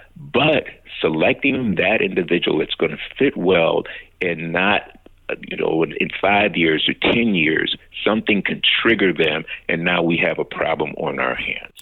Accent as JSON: {"language": "English", "town": "Chicago", "region": "Illinois", "country": "United States", "tie": "born or raised there", "said": "a young man who grew up on the south side of Chicago, mm. um, born and raised there."}